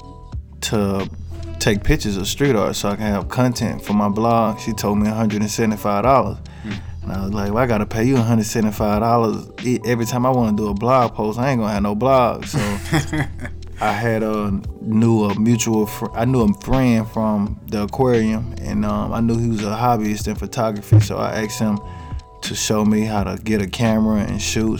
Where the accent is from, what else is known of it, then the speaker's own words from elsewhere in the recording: Moss Point, Mississippi, United States; moved away as an adult; also born or lived in Texas; now in New York, United States; I'm from a small town called Moss Point, Mississippi. It's on the Gulf Coast of Mississippi